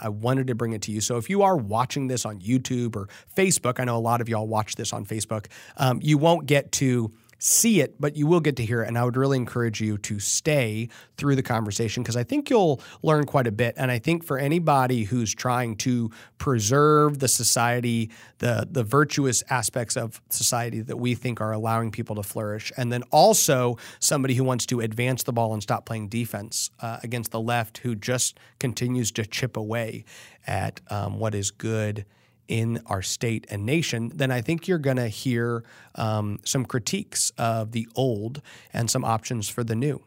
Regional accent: Texas, United States; as a Texan

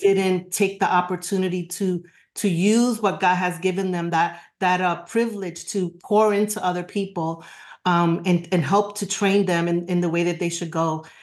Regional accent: New York, United States; now in Florida, United States; I'm a New Yorker forever and always

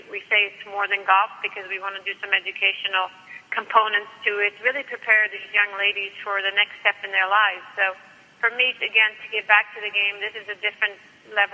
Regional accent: Stockholm, Stockholm County, Sweden; moved away as an adult; I came from Sweden, from Stockholm

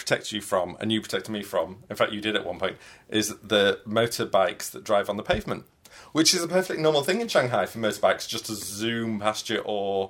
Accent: Yorkshire and the Humber, United Kingdom; All right, I'm from Yorkshire.

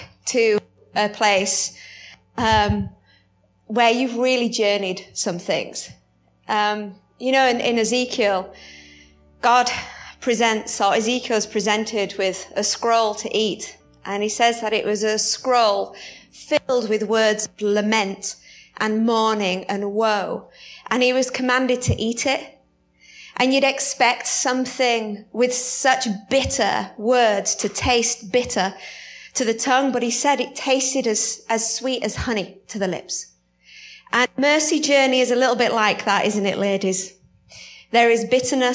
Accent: United Kingdom; accent: British; my accent gets stronger

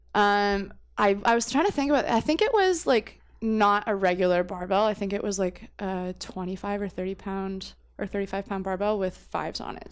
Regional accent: Windsor, Ontario, Canada; also born or lived in New Brunswick; I was actually born in New Brunswick, which is, like, way that way. But I moved to Windsor when I was a baby

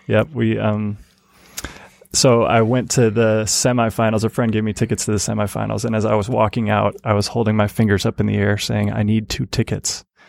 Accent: Grand Rapids, Michigan, United States; also born or lived in Chapel Hill, North Carolina; I moved to Grand Rapids, Michigan

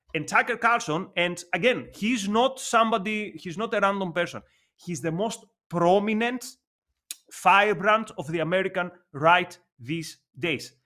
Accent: Athens, Attica, Greece; English is a second language; Growing up in Athens, I remember a graffiti on a wall in my neighborhood

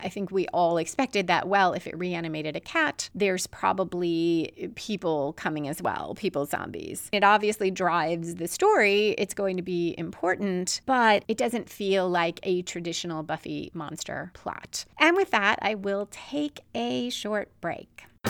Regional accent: Chicago, Illinois, United States; Chicago, my hometown

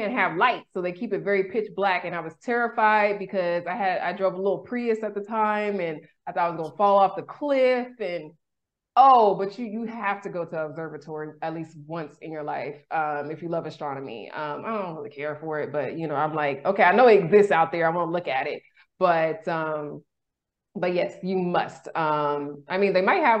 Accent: Sacramento, California, United States; moved away as an adult; now in Mexico; I'm originally from Sacramento.

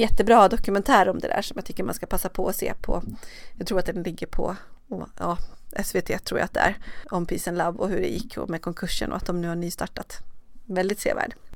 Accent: Borlänge, Dalarna County, Sweden; now in Stockholm, Sweden; Borlänge som är min hemstad

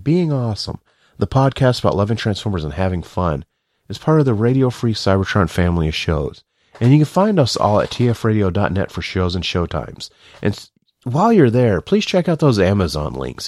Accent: the South, United States; I'm from the South

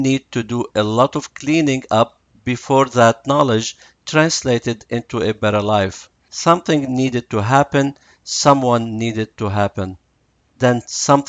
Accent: Lebanon; I was born in Lebanon in a Catholic family, living in a Jewish neighborhood and in a Muslim city

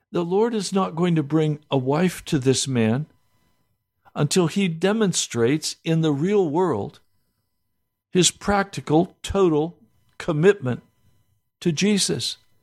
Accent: United States; we as American Christians, and I include myself here

